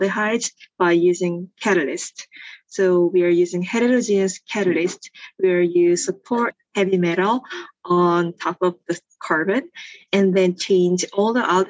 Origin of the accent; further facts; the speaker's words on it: South Korea; moved away as an adult; now in Los Angeles, United States; I grew up in Korea, and then I went to undergraduate in Korea too